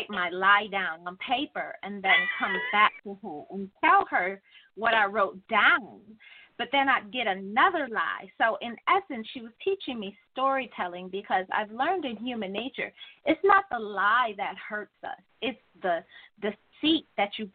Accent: Detroit, Michigan, United States; I grew up in the heart of Detroit. West Side, if you want to be specific

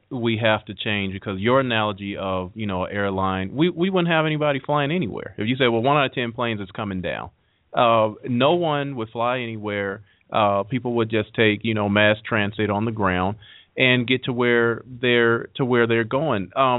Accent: United States; we as the American people

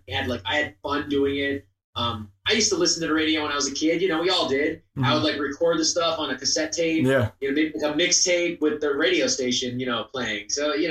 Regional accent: Rochester, New York, United States; moved away as an adult; also born or lived in Philadelphia; now in Los Angeles, United States; my hometown in Rochester.

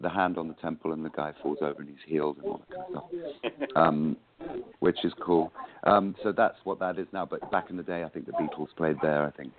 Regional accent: East Anglia, East of England, United Kingdom; also born or lived in London; Well, I was born in London, and then we moved out to East Anglia, to the county of Suffolk, which is kind of East Anglia.

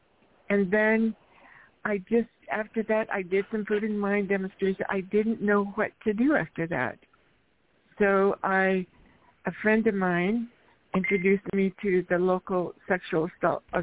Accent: Eastern Washington, United States; now in Seattle, United States; I grew up in Eastern Washington

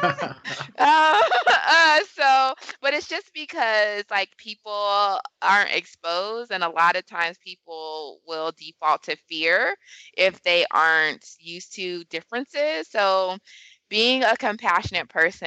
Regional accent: California, United States; moved away as an adult; also born or lived in Atlanta / Washington, D.C. / New York; growing up in California

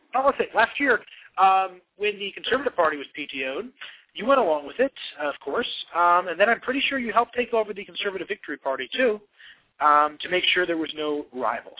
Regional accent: New Jersey, United States; I'm from New Jersey.

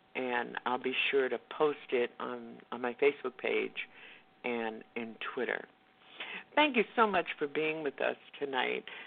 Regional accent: the South, United States; I grew up in Jim Crow in the South.

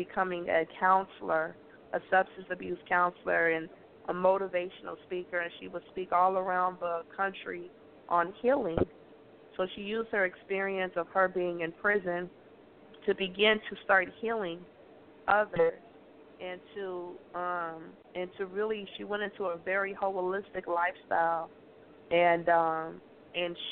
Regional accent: Chicago, Illinois, United States; Minister Farrakhan adopted me and my brother, and we grew up living in Chicago

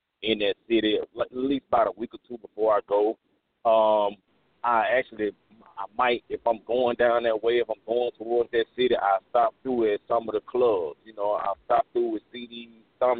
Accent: Meridian, Mississippi, United States; I'm originally from Meridian, Mississippi

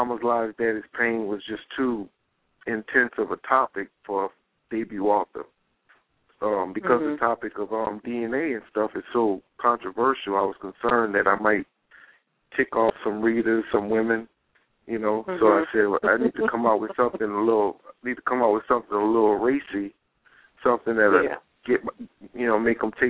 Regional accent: New Orleans, Louisiana, United States; now in Dallas, United States; I'm from New Orleans. I don't live in New Orleans now. I live in Dallas, but I'm from New Orleans

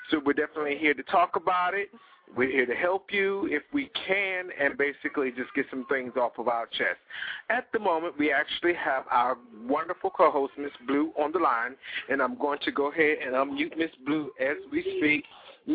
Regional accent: Hampton Roads, Virginia, United States; calling in from my hometown of the Hampton Roads area

